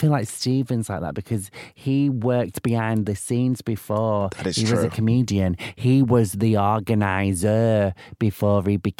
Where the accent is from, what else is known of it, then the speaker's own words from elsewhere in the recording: Manchester, North West England, United Kingdom; moved away; obviously we're both from Manchester and the fact that you get to go home.